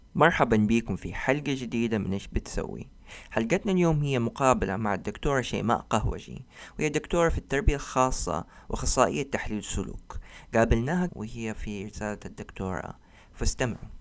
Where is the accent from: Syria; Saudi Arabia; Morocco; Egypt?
Saudi Arabia; عندنا في السعوديه